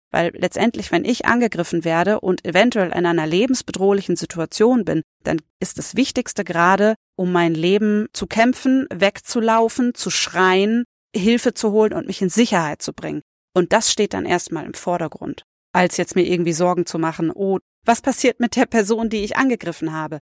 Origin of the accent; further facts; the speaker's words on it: the Oktoberfest area, Bavaria, Germany; ich komme aus der Ecke